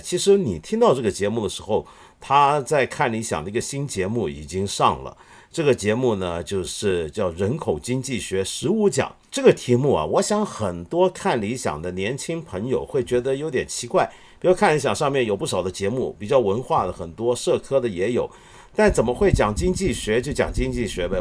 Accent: China; 不只是我们中国人关注

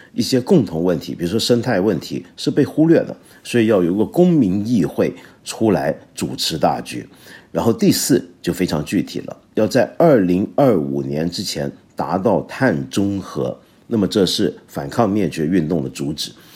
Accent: China; 我们中国人

